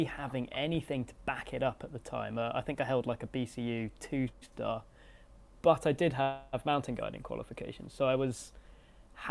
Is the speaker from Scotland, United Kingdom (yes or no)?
yes; Scotland, United Kingdom; embed myself in my home country and its culture and landscape